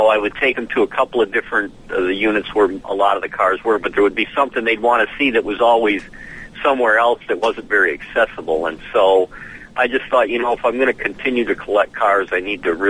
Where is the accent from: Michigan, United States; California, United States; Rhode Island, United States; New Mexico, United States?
Michigan, United States; Romeo; now in Nashville, United States; we grew up in Romeo, north of Detroit, small town, maybe 10,000 people